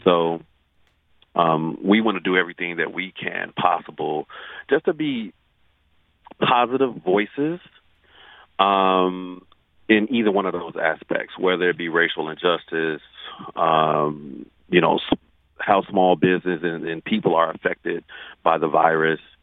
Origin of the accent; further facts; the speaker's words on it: Chicago, Illinois, United States; also born or lived in St. Thomas, US Virgin Islands; now in St. Louis, United States; I'm not from St. Louis. I'm from Chicago.